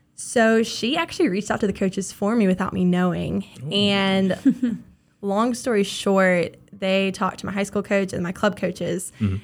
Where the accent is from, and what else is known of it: Jacksonville, Florida, United States; moved away as an adult; now in Mobile, United States